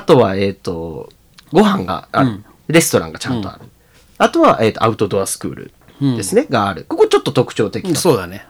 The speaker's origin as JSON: {"language": "Japanese", "region": "Tokyo", "country": "Japan", "tie": "born or raised there", "moved": "as an adult", "lives_now": "Nagano, Japan", "said": "東京で育って生まれて"}